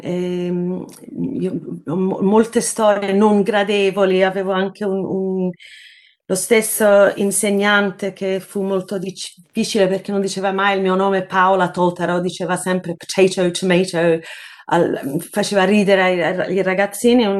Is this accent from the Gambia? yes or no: no; Sydney, New South Wales, Australia; moved away as an adult; also born or lived in Naples, Italy; now in London, United Kingdom; andavo dai nonni a Napoli dove sono nata in un certo senso, anche se sono cresciuta in Australia